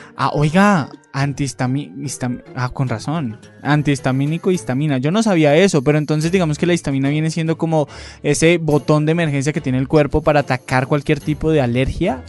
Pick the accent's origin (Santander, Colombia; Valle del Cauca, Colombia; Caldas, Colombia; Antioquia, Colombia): Valle del Cauca, Colombia; Cali; moved away; yo soy de Cali